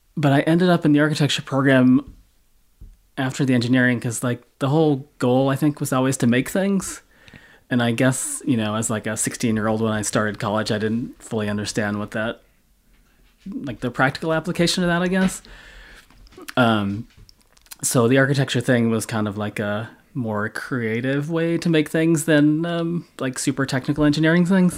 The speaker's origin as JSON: {"language": "English", "region": "Massachusetts", "country": "United States", "tie": "born or raised there", "said": "I'm a lifetime Massachusetts guy"}